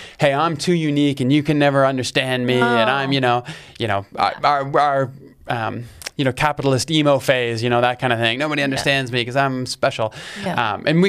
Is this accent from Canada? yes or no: yes; Canada; It's like as a Canadian, it's like... It's this thing, you can't ignore it.